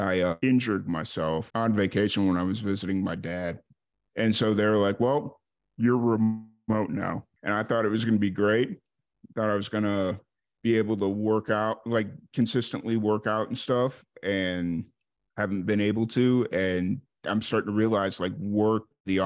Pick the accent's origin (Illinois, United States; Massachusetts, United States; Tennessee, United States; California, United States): Illinois, United States; Chicago; moved away as an adult; now in central Texas, United States; I'm originally from Chicago. I grew up in Chicago.